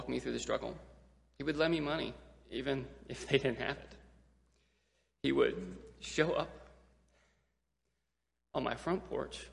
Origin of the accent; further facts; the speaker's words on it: Gulfport, Mississippi, United States; our church, which was also our school, good Southern Baptist, super strict school down in Gulfport, Mississippi, called Temple Christian Academy